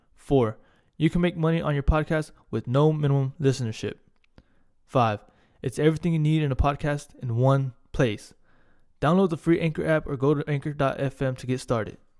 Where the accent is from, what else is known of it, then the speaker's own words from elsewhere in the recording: Corpus Christi, Texas, United States; accent: Hispanic; moved away as an adult; also born or lived in Hawaii; I, I grew up in Corpus. Um, stayed there pretty much my whole life.